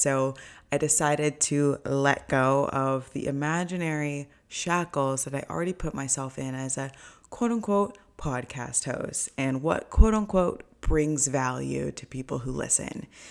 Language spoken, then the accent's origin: English; Orange County, California, United States; moved away as an adult; also born or lived in Los Angeles, United States; now in New York, United States; I grew up in Orange County